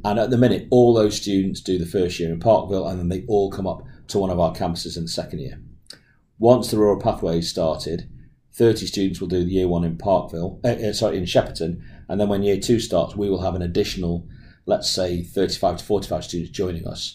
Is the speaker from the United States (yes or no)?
no; England, United Kingdom; accent: English; moved away as an adult; now in Australia; I'm actually English, as my accent will give me away, and I'm a renal specialist who moved to Australia in 2012